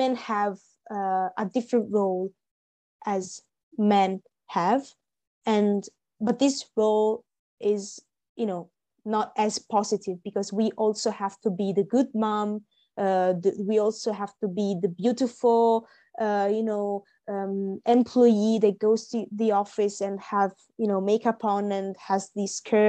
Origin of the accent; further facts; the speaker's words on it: Italy; now in Milan, Italy; I live in Milan. I'm in my hometown now